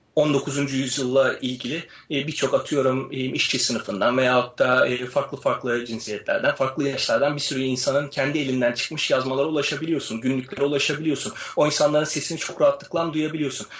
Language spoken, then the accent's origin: Turkish; Istanbul, Turkey; ben 86 yılında İstanbul'da doğdum